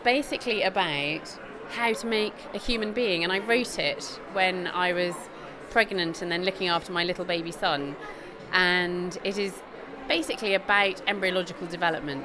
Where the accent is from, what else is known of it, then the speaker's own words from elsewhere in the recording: Bristol, South West England, United Kingdom; I'm Bristolian.